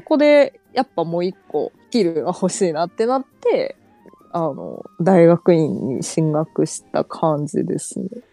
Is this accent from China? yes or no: yes; China; first language Chinese; Japanese is a second language; also born or lived in Japan; 4歳から中国に帰って